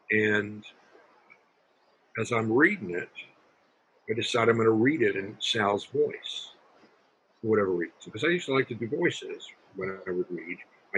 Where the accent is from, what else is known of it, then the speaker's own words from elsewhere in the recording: Brooklyn, New York, United States; I said, I'm from Brooklyn. I write for the part.